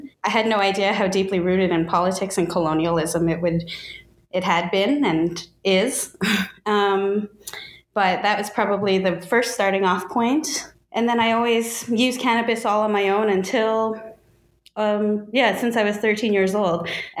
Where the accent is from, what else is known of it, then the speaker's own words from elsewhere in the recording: Saint John, New Brunswick, Canada; first language English; I was born in St. John, New Brunswick. I speak English as my first language, basically still my only language, but I'm always learning, trying to.